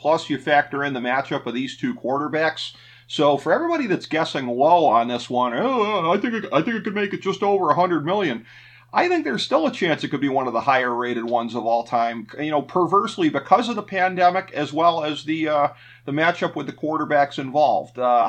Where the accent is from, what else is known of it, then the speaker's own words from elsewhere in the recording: Cleveland, Ohio, United States; my hometown of Cleveland